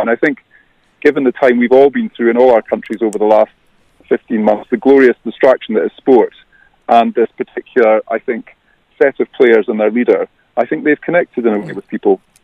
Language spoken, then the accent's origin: English; Scot, Scotland, United Kingdom; now in Ireland; as a Scot